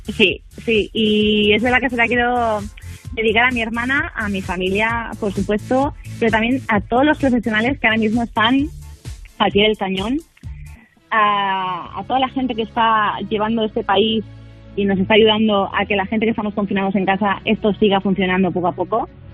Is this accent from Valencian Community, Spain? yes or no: yes; Valencia, Valencian Community, Spain; now in Palma de Mallorca, Spain; toda mi familia es de Valencia